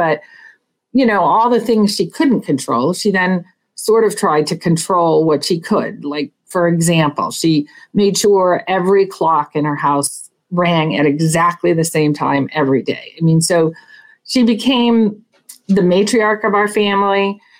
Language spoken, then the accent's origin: English; Switzerland; also born or lived in United States; So anyway, I was raised partly in Switzerland and partly in the US.